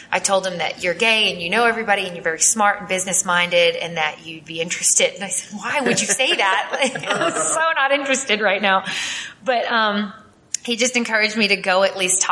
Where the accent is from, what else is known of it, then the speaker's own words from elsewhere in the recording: Massachusetts, United States; moved away; I'm from the Northeast, like Massachusetts specifically.